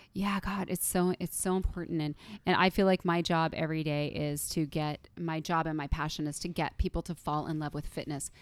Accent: United States; I was born in the United States of America

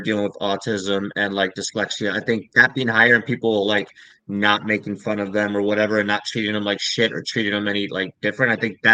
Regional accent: Germany; now in United States; Growing up in Germany, buddy, that's where I grew up.

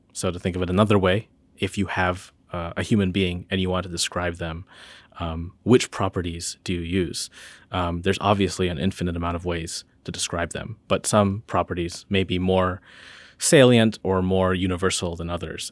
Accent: Northern Illinois, United States; now in Charlottesville, United States; I'm from, I'm from Northern Illinois

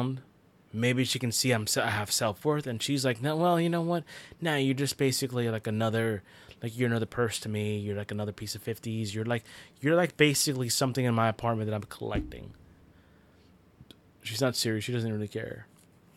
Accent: Union City, New Jersey, United States; moved away; also born or lived in Florida; I grew up in New Jersey and Union City, and every single morning when I would get up, I would see the New York skyline

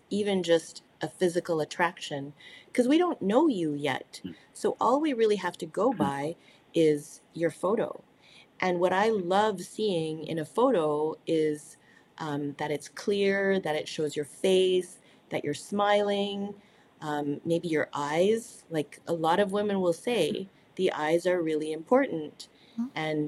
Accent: Canada; I'm an Asian who speaks French, and number two, that I'm Canadian.

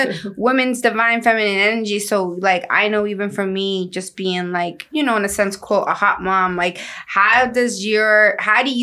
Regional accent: Lynn, Massachusetts, United States; I'm from Lynn

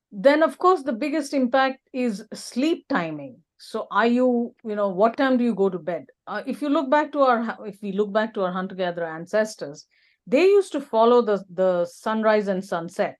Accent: India; now in Alberta, Canada; I'm originally from India, which is a tropical country.

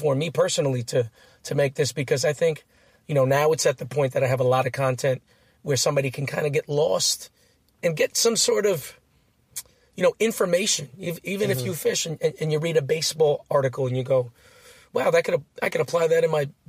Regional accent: Philippines; I'm Filipino.

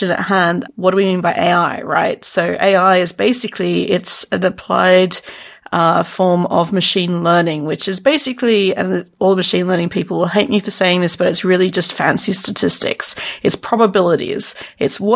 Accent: Sydney, New South Wales, Australia; I'm from about as south as possible, Sydney, Australia

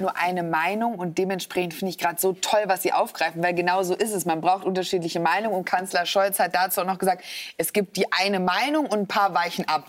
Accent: Germany; ich bin nicht Österreicherin, sondern Deutsch

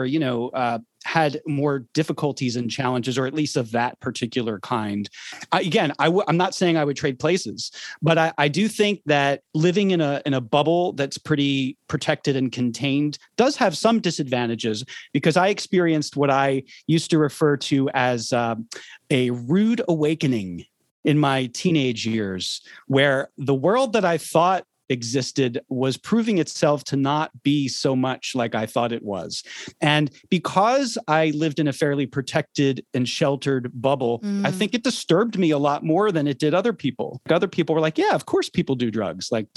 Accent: Philadelphia, Pennsylvania, United States; I grew up in Philadelphia, Pennsylvania

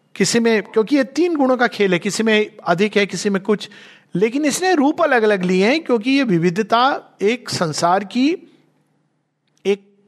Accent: India; मैं हिंदी बोलता हूँ पर हूँ मैं भारतवर्ष से

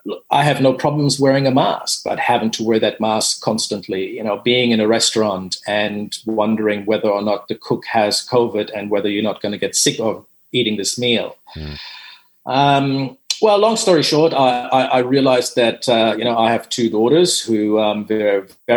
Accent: Dominican Republic; also born or lived in Germany; I am German. I speak German. Growing up in the Dominican Republic, I'm fluent in Spanish.

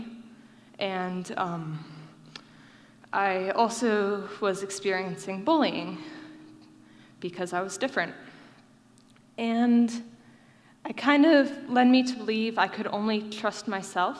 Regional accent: Davidson, North Carolina, United States; I grew up in Davidson, NC, and it's not near a military base, and we have no extended family here

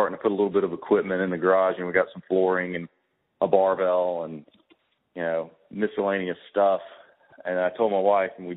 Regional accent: Birmingham, Alabama, United States; also born or lived in Atlanta, Georgia; I grew up in Birmingham.

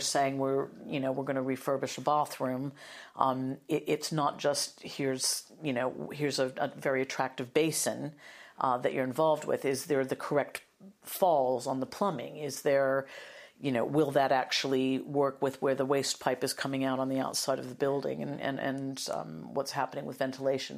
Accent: United States; accent: American; now in United Kingdom; started out in media in the U S, as you'll probably hear from my accent

